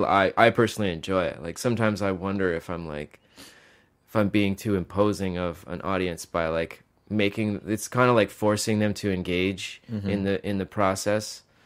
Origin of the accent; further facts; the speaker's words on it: Mississippi, United States; Well, it wasn't from growing up in Mississippi, that's for sure.